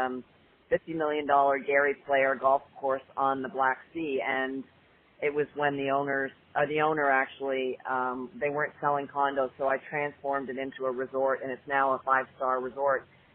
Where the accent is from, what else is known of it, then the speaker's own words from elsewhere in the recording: Canada; moved away as an adult; also born or lived in Toronto; now in United States; I'm originally from Canada